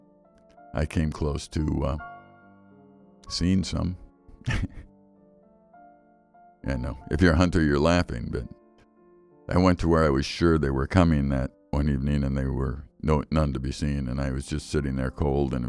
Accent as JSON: {"language": "English", "town": "Chicago", "region": "Illinois", "country": "United States", "tie": "born or raised there", "moved": "yes", "lives_now": "Wisconsin, United States", "said": "I grew up in Chicago"}